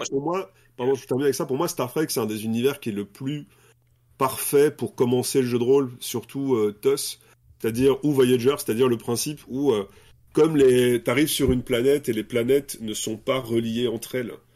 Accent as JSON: {"language": "French", "town": "Brussels", "region": "Brussels-Capital Region", "country": "Belgium", "said": "je suis belge, je viens de Bruxelles."}